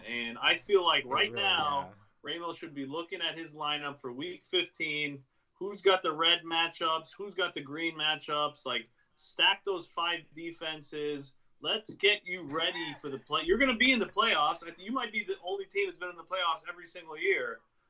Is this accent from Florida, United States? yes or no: yes; Jacksonville, Florida, United States; now in New York, United States; You know, we're from Jacksonville.